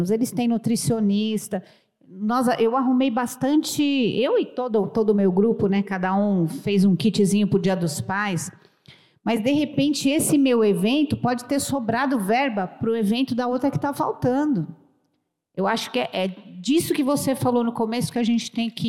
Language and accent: Portuguese; Santo André, São Paulo, Brazil; Nós somos do grupo social do Cresce de Santo André, nós somos do ABC.